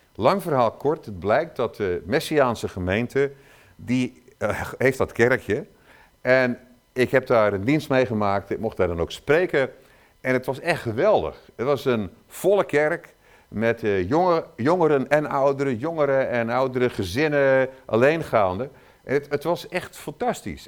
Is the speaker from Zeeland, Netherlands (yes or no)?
yes; Zeeland, Netherlands; ik kom uit Zeeland